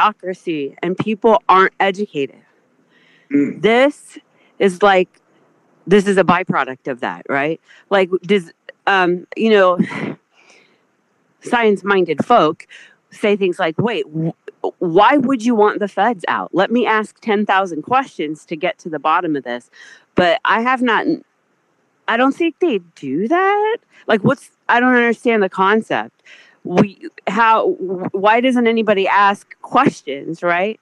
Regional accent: South Carolina, United States; I'm from South Carolina

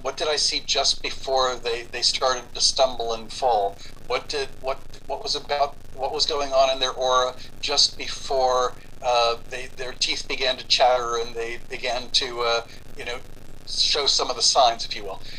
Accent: Cuba; moved away; I was born in Cuba

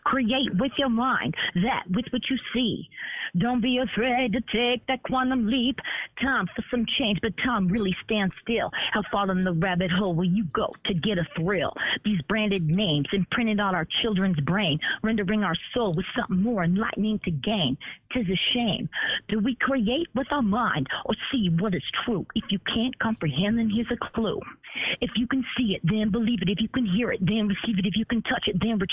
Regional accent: Hayward, California, United States; I grew up on the same street … grew up on Kelly Hill and Hayward

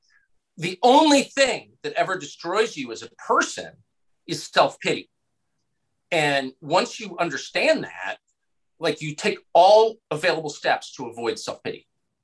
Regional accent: California, United States; I was a small child growing up in California

